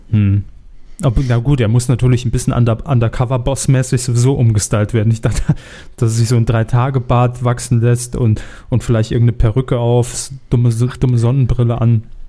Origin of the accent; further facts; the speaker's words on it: Saarland, Germany; wir kommen ja beide aus dem Saarland